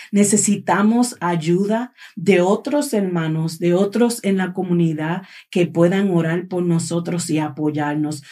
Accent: Puerto Rico; moved away; yo soy de Puerto Rico

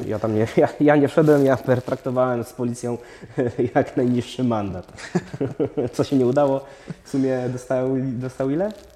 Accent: Opole, Opole Voivodeship, Poland; jesteśmy z Opola

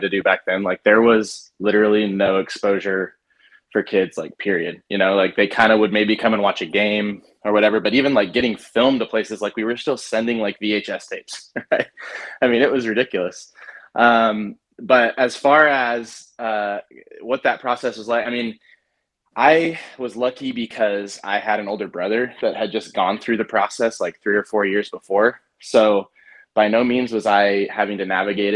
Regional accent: Salem, Oregon, United States; I was born and raised in Salem.

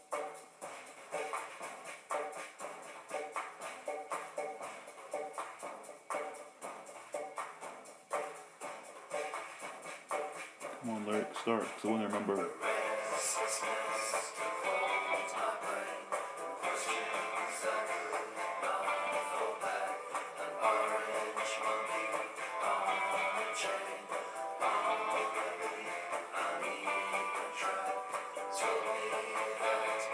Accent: United Kingdom; as British people

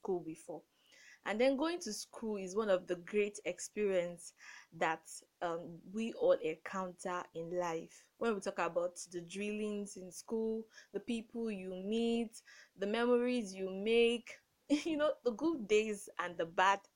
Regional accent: Nigeria; I grew up in Nigeria

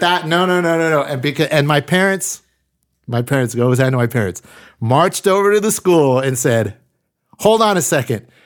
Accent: Bakersfield, California, United States; we were just like some dudes from Bakersfield.

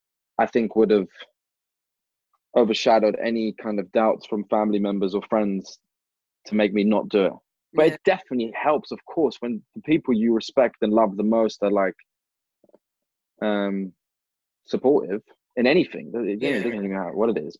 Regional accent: London, United Kingdom; growing up in London

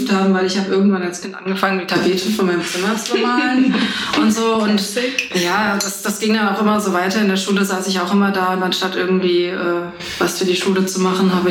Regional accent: Frankfurt, Hesse, Germany; also born or lived in Bad Homburg / Wiesbaden; Geboren bin ich in Frankfurt. Und ja, also ich arbeite jetzt auch schon seit zwei Jahren in Frankfurt. Angefangen habe ich in Bad Homburg, wo ich auch zur Schule gegangen bin. Dann war ich eine Zeit lang in Wiesbaden, aber basically alles im Umkreis von meiner Heimat.

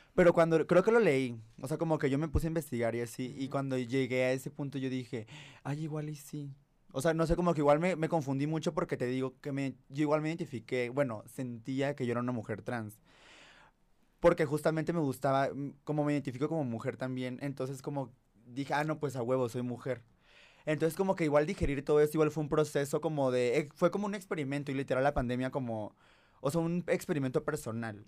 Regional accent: Tabasco, Mexico; moved away as an adult; now in Mexico City, Mexico; nací en Tabasco, o sea, crecí allá, toda la universidad

